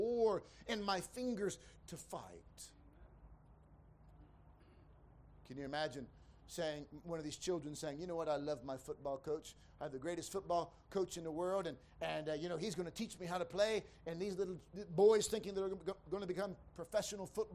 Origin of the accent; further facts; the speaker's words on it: United States; moved away; I grew up in America